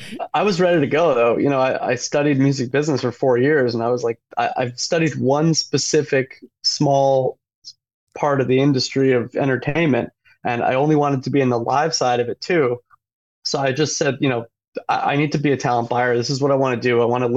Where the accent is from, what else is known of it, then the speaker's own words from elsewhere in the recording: Jersey Shore, New Jersey, United States; I'm from the Jersey Shore, not far from, you know, where … got his start